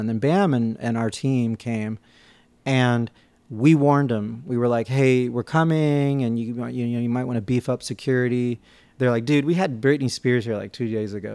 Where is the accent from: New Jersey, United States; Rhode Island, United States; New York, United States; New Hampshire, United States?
New York, United States; growing up in New York and, and on the East Coast